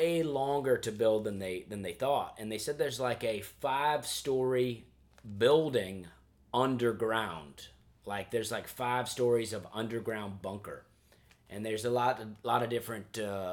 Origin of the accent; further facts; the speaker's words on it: the South, United States; I am from the South where it's really hot